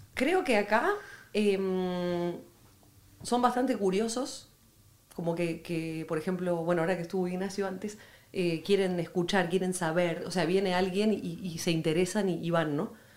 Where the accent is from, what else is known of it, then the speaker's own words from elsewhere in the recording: Buenos Aires, Argentina; moved away as an adult; now in Madrid, Spain; en Buenos Aires había, tenía una, escuela de baile